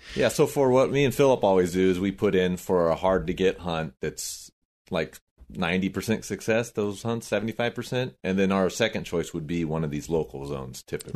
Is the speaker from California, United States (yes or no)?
yes; Corona, California, United States; I grew up in Corona